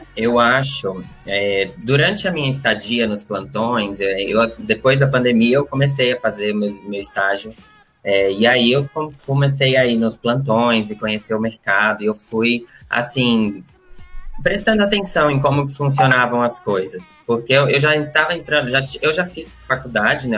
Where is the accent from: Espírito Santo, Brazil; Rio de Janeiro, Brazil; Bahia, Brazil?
Bahia, Brazil; moved away as an adult; now in São Paulo, Brazil; Eu vim para São Paulo com 18 anos e eu sou da Bahia.